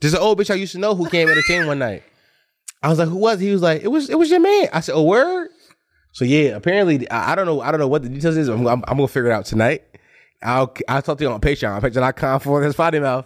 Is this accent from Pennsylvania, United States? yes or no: yes; Philadelphia, Pennsylvania, United States; I'm from Uptown